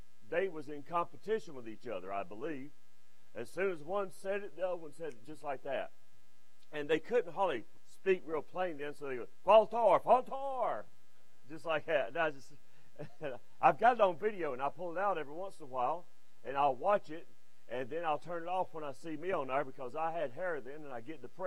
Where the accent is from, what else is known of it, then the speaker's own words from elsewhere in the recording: Westfield, United States; Westfield, which is my hometown. I wasn't born there, but I was raised in Westfield